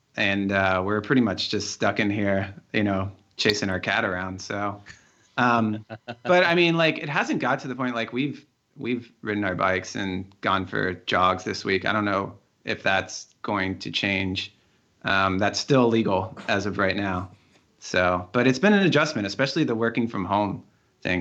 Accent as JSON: {"language": "English", "town": "Cincinnati", "region": "Ohio", "country": "United States", "tie": "born or raised there", "moved": "as an adult", "lives_now": "New York, United States", "said": "I grew up in Cincinnati, went to school there, and I live in New York now"}